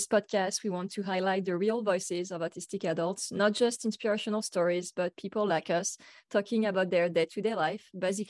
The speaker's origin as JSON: {"language": "English", "country": "France", "said": "I'm from France, so, you know, Europe, that's part of the world, right?"}